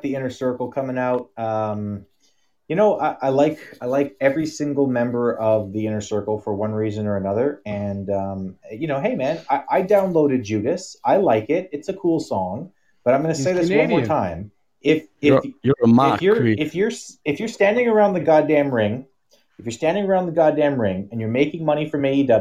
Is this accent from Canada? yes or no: yes; Canada; we're Canadian